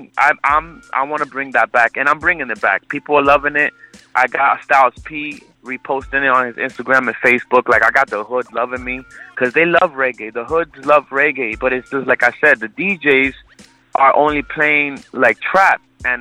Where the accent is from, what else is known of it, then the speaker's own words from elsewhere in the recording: New York, United States; also born or lived in Puerto Rico; I was born in Puerto Rico, but I was raised in Brooklyn and Jamaica, Queens